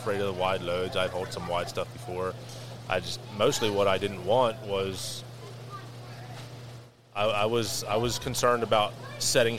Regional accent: Lancaster County, Pennsylvania, United States; born and raised in Lancaster County all my life

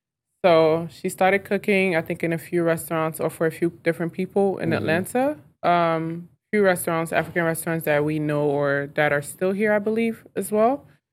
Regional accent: Lomé, Maritime, Togo; So Lomé, Togo.

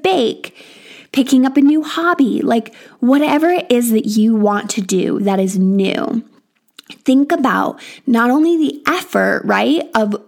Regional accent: United States; moved away as an adult; now in England, United Kingdom; I am from America

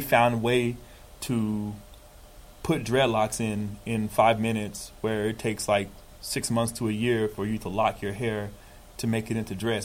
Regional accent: United States; as Americans

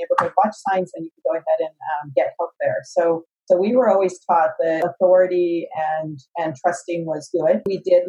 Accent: San Jose, California, United States; moved away as an adult; now in Los Angeles, United States; I'm a native of San Jose, California. I was born there in the 60s and grew up there my whole life

